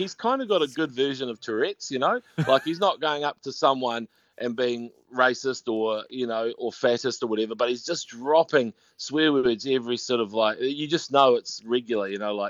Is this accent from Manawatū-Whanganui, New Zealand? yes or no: no; Te Awamutu, Waikato, New Zealand; I'm from a place called Te Awamutu, but it's nearer Kawhia Harbour